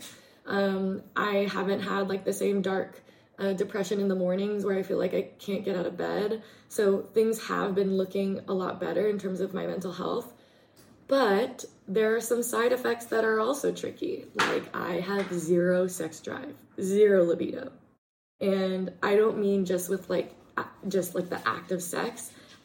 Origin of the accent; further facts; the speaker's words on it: Portland, Oregon, United States; moved away; growing up in Portland, it was a lot of, well, I was working a lot